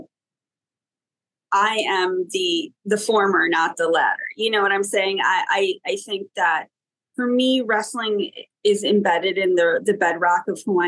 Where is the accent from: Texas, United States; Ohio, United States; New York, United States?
New York, United States; Buffalo; moved away as an adult; I'm originally from Buffalo, New York, and I moved to New York City in 1999 to get my master's degree at Columbia University.